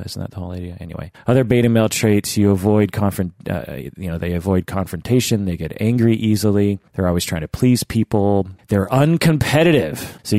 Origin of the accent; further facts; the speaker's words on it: Ireland; To be upfront, I am from Ireland, and so this concept is a little alien, but it is slowly getting mentioned in my country also.